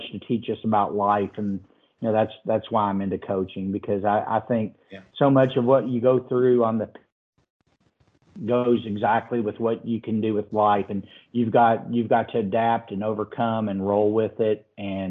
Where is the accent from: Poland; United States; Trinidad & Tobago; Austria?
United States; Owensboro, Kentucky; I grew up in Owensboro, Kentucky